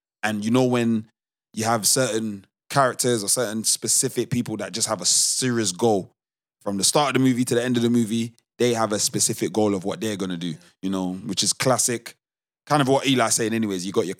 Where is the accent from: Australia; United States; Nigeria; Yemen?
Nigeria; I definitely know I'm a little bit biased because I'm Nigerian, 100%.